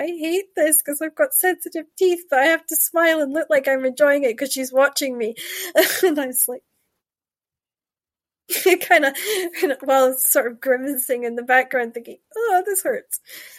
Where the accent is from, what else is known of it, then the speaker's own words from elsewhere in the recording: Scotland, United Kingdom; And growing up in Shetland, you have, depending what part of the island you were at, depended on the colour that you would see.